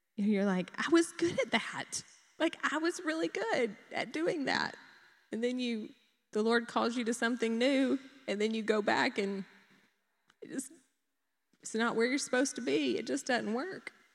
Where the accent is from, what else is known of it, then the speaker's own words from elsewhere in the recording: Dublin, Georgia, United States; I grew up in Dublin